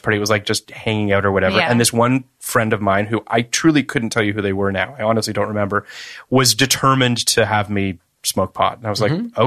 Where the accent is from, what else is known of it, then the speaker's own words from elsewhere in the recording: Toronto, Ontario, Canada; I grew up in Toronto